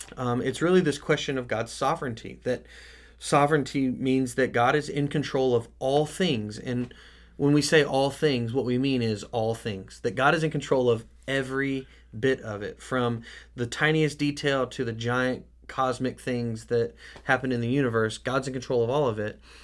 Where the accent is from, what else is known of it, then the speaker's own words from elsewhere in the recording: United States; the American church